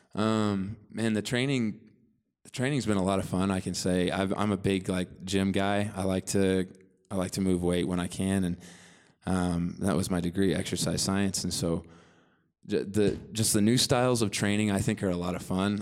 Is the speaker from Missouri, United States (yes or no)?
yes; Bolivar, Missouri, United States; I'm from Bolivar, Missouri originally, uh, which is the next biggest town close to there is Springfield, which is in the southwest corner of Missouri